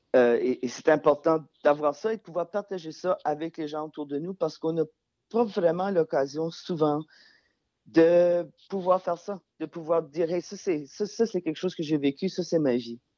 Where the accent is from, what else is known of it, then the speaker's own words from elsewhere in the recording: Acadia, Canada; now in Montreal, Canada; je viens pas du, Québec, je viens de l'Acadie